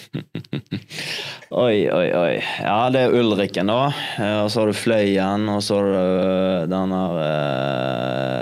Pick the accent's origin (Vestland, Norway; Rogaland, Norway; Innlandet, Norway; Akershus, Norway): Vestland, Norway; Sotra; rett der jeg er fra